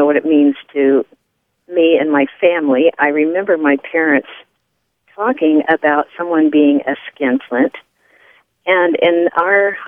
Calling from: Indiana, United States; I'm calling from Indiana

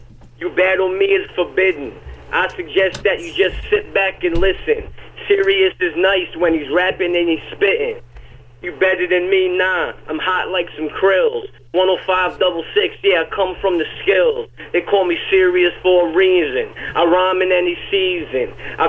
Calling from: Peekskill, New York, United States; I'm calling from Peekskill, New York.

